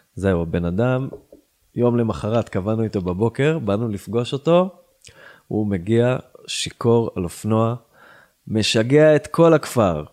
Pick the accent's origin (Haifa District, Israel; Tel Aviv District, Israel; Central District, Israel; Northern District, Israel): Northern District, Israel; Yiron; now in Tzivon, Israel; וגדלתי בקיבוץ ירעון, עשר דקות מפה, צפונה